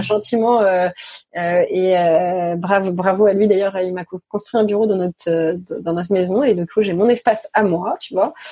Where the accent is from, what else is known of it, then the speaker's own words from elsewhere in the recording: Neuilly-sur-Seine, Île-de-France, France; j'ai grandi à Neuilly oui je suis venue d'une famille plutôt aisé